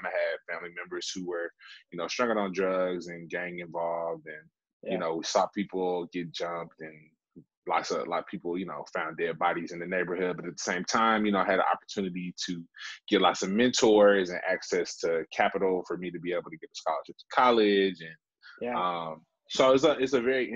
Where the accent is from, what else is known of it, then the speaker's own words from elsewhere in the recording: Memphis, Tennessee, United States; also born or lived in Wheaton, Illinois; I grew up in Black Haven, Tennessee, you know, formerly known as Whitehaven